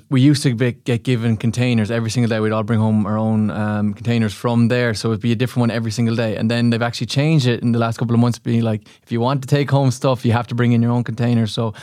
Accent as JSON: {"language": "English", "town": "Limerick", "region": "Munster", "country": "Ireland", "tie": "born or raised there", "said": "my hometown in Limerick"}